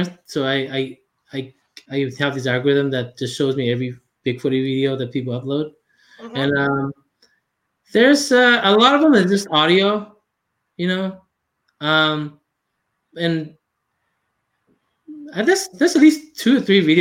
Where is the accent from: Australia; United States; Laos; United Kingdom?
Laos; English is a second language; moved away; I'm from Laos.